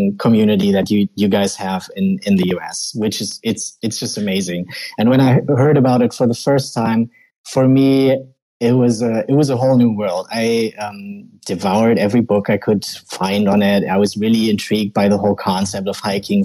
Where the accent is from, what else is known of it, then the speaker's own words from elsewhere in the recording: western Germany, Germany; English is a second language; I'm from Germany, Western Germany, very close to the Netherlands.